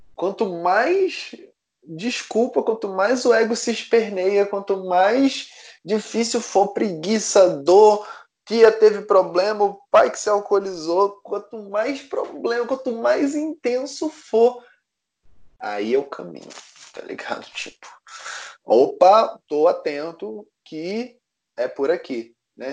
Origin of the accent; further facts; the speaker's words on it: Recife, Pernambuco, Brazil; Eu nasci em Recife